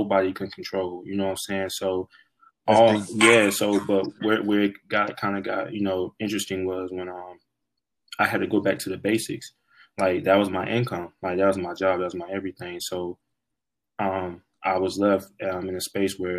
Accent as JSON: {"language": "English", "region": "South Carolina", "country": "United States", "tie": "born or raised there", "also_born_or_lived": "Tampa Bay, Florida", "said": "I feel like I'm really from South Carolina. That's why I went to high school, and that's why I went to college"}